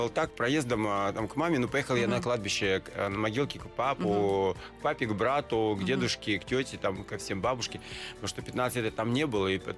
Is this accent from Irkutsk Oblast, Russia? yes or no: yes; Kultuk, Irkutsk Oblast, Russia; born there; А, ну, это такой горо- городок Следянка, а есть возле Следянки есть Култук. Я там родился